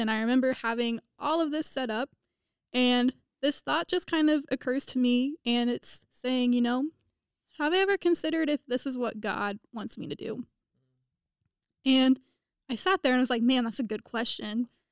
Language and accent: English; Topeka, Kansas, United States; moved away as an adult; now in Indiana, United States; I am from Topeka, Kansas, which is fifty miles west of Kansas City